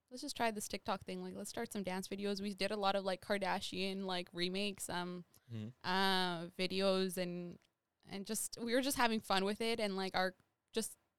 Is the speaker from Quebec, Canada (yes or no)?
no; Saskatchewan, Canada; now in Winnipeg, Canada; I grew up in Sask